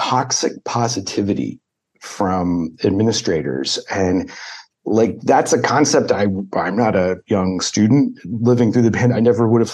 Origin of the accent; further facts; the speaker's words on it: Dayton, Ohio, United States; I grew up in Dayton, Ohio